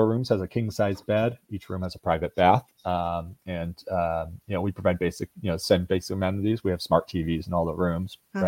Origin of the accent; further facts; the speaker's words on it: Oregon, United States; moved away as an adult; also born or lived in Seattle, Washington; now in Opelika, United States; I'm from Oregon originally